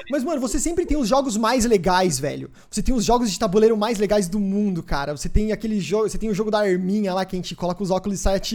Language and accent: Portuguese; Sorocaba, São Paulo, Brazil; now in São Paulo, Brazil; Porque eu saí de Sorocaba, vim pra cá